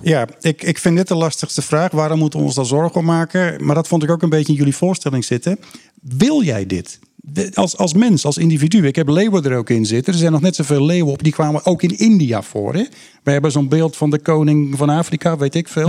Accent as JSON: {"language": "Dutch", "area": "Kop van Noord-Holland", "region": "North Holland", "country": "Netherlands", "tie": "born or raised there", "said": "Ik ben een kop van Noord-Hollander waar ik met baarsjes vissen begon. Dat zijn mijn eerste natuurervaringen. Daar was ik een jochie van acht of negen."}